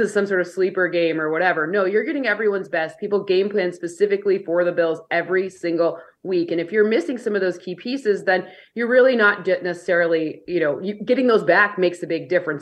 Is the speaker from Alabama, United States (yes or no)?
no; Michigan, United States; I'm from Michigan